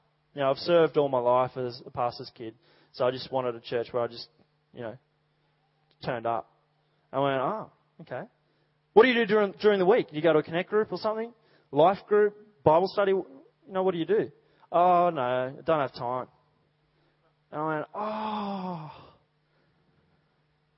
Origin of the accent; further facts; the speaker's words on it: Dubbo, New South Wales, Australia; moved away; I grew up in Dubbo